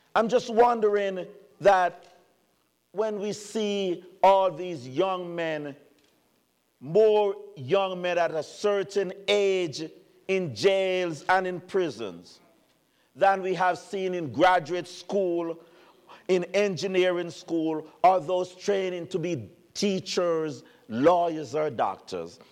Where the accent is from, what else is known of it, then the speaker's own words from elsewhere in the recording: Jamaica; moved away as an adult; now in United States; it's not a Jamaican talking about an American. I've been here 30 years now, and I'm American.